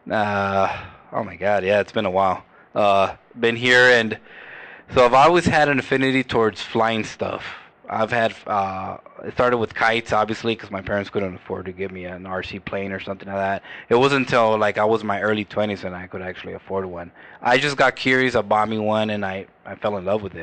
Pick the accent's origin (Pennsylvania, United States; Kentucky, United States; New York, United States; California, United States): California, United States; born there; So I was I was I was born here. I was born in County Hospital. When I was 20 years old, my dad moved us all the way up to Modesto.